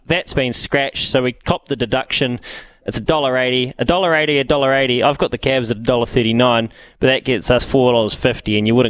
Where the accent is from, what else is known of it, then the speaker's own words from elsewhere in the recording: Leithfield Beach, Canterbury, New Zealand; I'm from Leithfield Beach